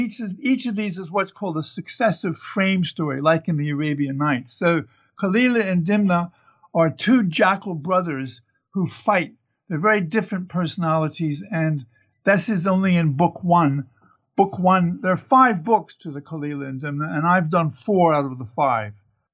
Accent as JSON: {"language": "English", "country": "United States", "moved": "yes", "said": "Well, I'm originally an American, but I've lived away for over 60 years now. So I'm half Southern and half Northern, East Coaster."}